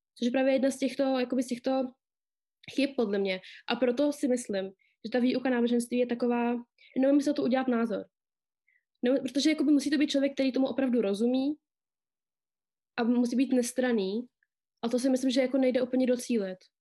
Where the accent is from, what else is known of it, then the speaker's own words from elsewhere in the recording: Czechia; Narodila jsem se tady v České republice